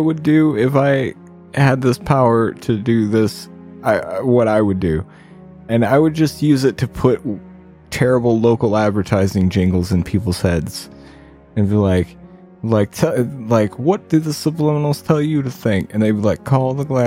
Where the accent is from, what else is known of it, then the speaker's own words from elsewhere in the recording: Ohio, United States; my home state of Ohio